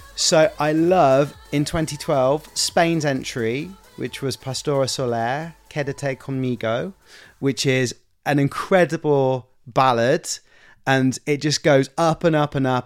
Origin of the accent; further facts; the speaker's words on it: United Kingdom; me being British and being from the U K.